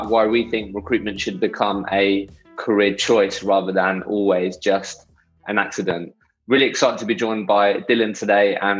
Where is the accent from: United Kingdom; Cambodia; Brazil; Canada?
United Kingdom; Eastbourne, South East England; I grew up in Eastbourne. It's quite a small town